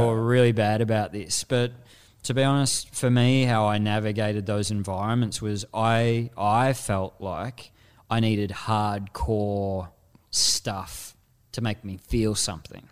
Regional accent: Frankston, Victoria, Australia; I had this dichotomy growing up in Frankston

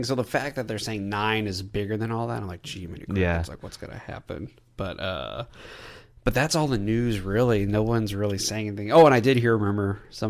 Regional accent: Texas, United States; In case y'all don't know, we're from Texas, and we love the Cowboys.

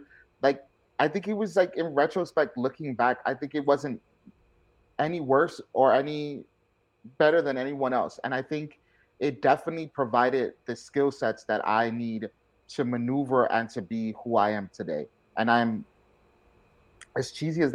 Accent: New York City, New York, United States; I was born and raised in the Bronx, South Bronx

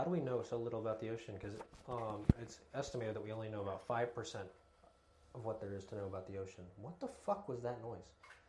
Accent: Tampa, Florida, United States; where are you guys from? And we're like, Tampa.

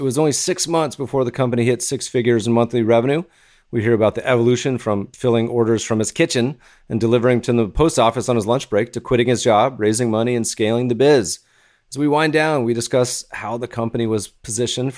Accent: Colorado, United States; also born or lived in North Carolina; I grew up in Colorado mostly and a little North Carolina

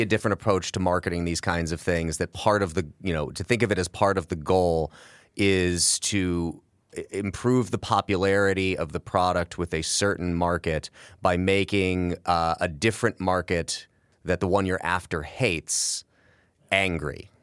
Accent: Midwest, United States; as a Midwesterner

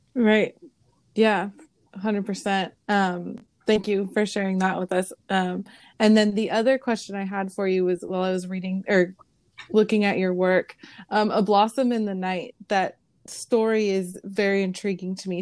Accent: San Jose, California, United States; now in San Diego, United States; I grew up in San Jose

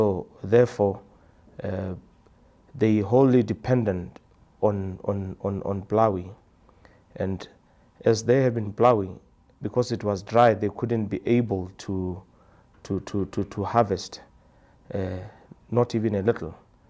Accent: Maun, North-West District, Botswana; I'm from Botswana. A village called Maun. That's where I live.

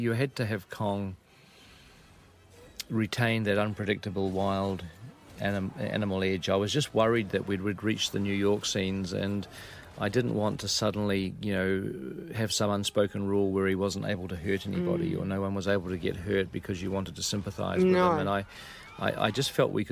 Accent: New Zealand

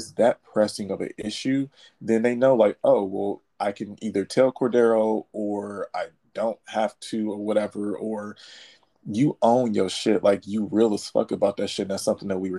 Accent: Detroit, Michigan, United States; I'm from Detroit

